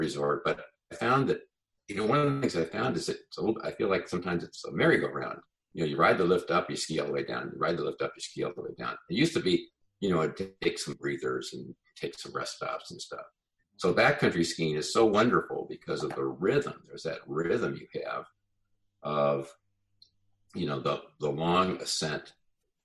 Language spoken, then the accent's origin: English; Colorado, United States; I grew up in Colorado